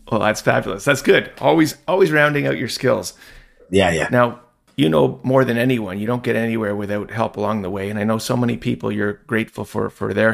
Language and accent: English; Toronto, Ontario, Canada; back to your hometown, my hometown of Toronto.